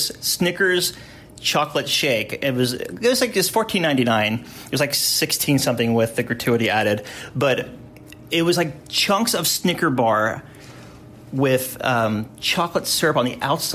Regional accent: the South, United States; I did a lot of go-karting growing up in the South

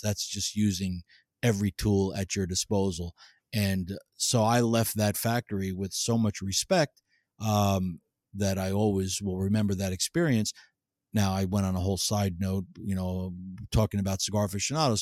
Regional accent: New Jersey, United States; I grew up in New Jersey

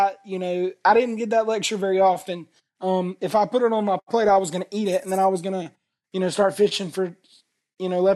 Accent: the South, United States; I grew up in the South

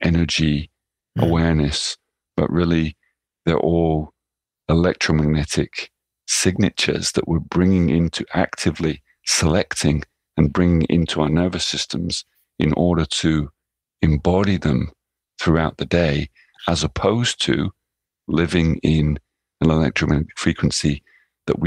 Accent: England, United Kingdom; also born or lived in Netherlands / New York, United States; now in Japan; as someone growing up in England or having lived in Holland or even lived in New York as a child or even as a young man

